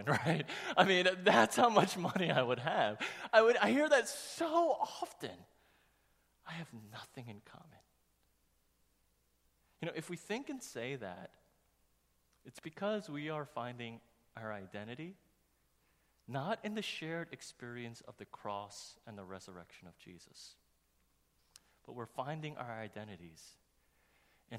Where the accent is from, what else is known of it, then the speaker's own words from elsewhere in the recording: New York, United States; growing up in New York